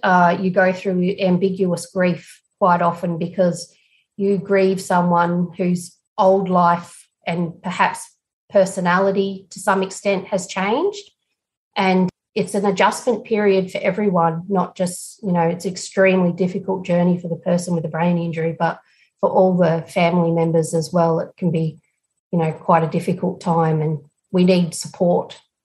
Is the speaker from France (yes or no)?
no; Broken Hill, New South Wales, Australia; Broken Hill, where we were filming, which is my hometown